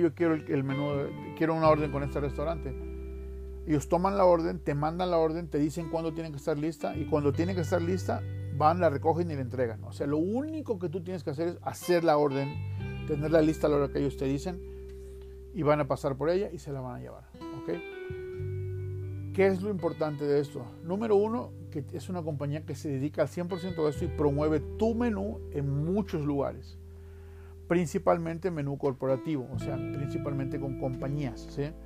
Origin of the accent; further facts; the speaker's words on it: Veracruz, Mexico; now in Salt Lake City, United States; yo soy de Veracruz